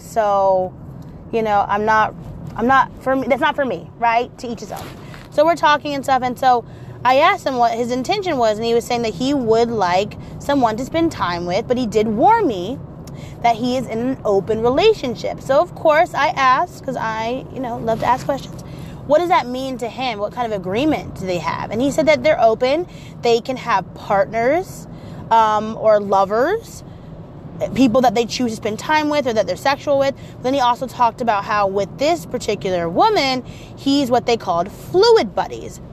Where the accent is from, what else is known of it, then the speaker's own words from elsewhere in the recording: Portland, Oregon, United States; I'm also from Portland